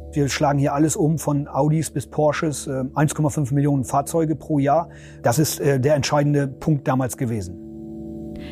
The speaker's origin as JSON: {"language": "German", "area": "East Frisia", "region": "Lower Saxony", "country": "Germany"}